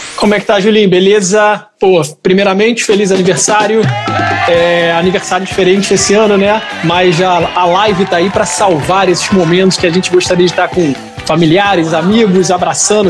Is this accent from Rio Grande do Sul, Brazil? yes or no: no; Rio de Janeiro, Brazil; moved away as an adult; also born or lived in Lisbon, Portugal / São Paulo; now in Joinville, Brazil; já sou nascido e criado na Tijuca, morei no Rio